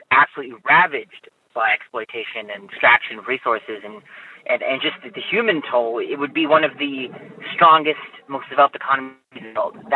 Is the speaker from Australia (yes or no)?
no; Pakistan; now in Chicago, United States; I am from Pakistan, former British colony